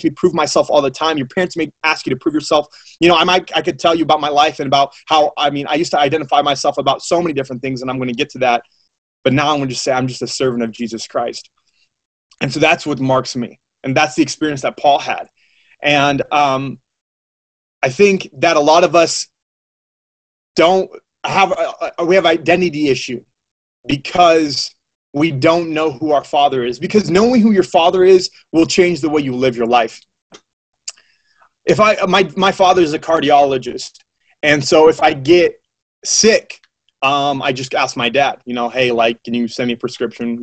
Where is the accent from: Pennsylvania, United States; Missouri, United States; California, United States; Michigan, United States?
Missouri, United States; West Plains; I'm from West Plains, Missouri